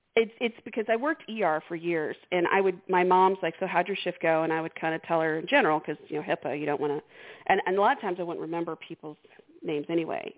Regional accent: Houston, Texas, United States; I grew up in Houston and I remember every day in high school

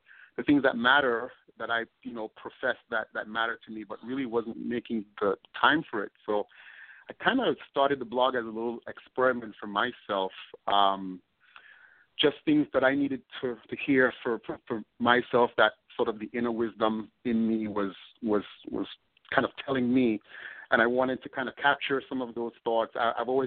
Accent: Tobago, Trinidad & Tobago; moved away as an adult; also born or lived in Northeast United States; now in United States; I'm from Tobago, which is the smaller, mm-hmm. so we're a twin island nation

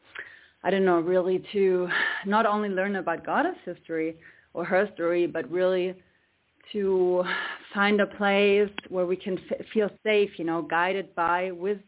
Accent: Germany; now in Ibiza, Spain; I'm from Germany, but right now I am on a little island in the Mediterranean Sea. It's called Ibiza

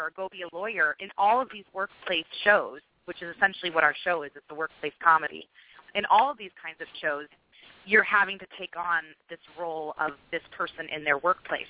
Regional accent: Carmel, California, United States; I was raised in Carmel, and that was um, near Fort Ord

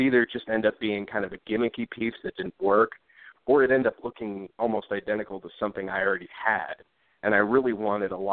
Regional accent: Omaha, Nebraska, United States; moved away as an adult; also born or lived in West Coast; now in Denver, United States; I grew up in Omaha, Nebraska, mainly in the Dundee neighborhood for the early part of my life

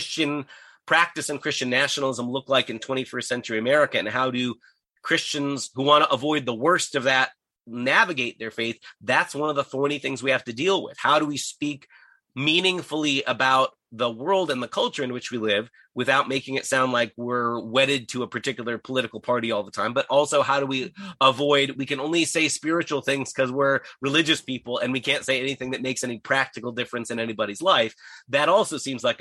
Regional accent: United States; me as an American

